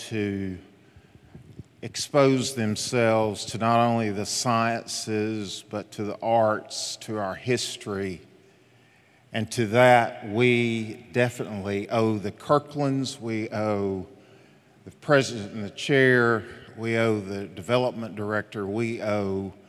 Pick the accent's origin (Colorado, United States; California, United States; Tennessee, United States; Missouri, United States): Tennessee, United States; Jacks Creek; a little boy, an only child, growing up. His parents had him at age 40. Growing up in Jacks Creek, Tennessee. If you guys knew how I grew up in a little shotgun home